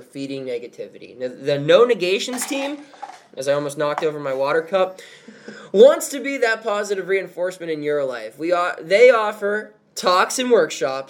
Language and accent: English; Carlisle, Pennsylvania, United States; I was born in Carlisle, Pennsylvania